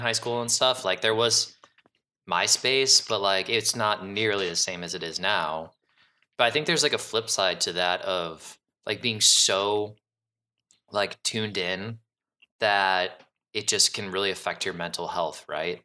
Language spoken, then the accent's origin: English; Cleveland, Ohio, United States; moved away as an adult; now in Chicago, United States; I was born and raised in Cleveland, and then, um, I moved to Chicago